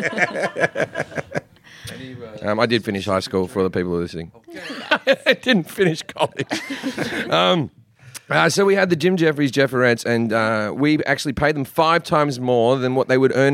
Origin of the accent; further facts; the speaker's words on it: Australia; moved away; when I was a young boy growing up in Australia